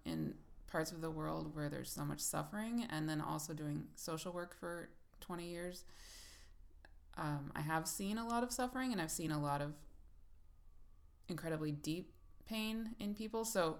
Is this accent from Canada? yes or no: no; Thailand; born there; also born or lived in Bangladesh / Pakistan / Kenya / United States; I grew up around the world. I was born in Thailand and lived in Bangladesh and Pakistan and Kenya as a kid, and the United States.